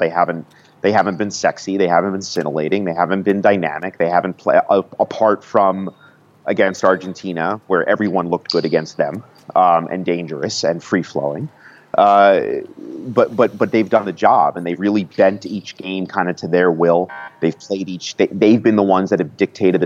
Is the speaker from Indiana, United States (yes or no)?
no; Washington, District of Columbia, United States; as a Washingtonian and as a lifelong soccer Washingtonian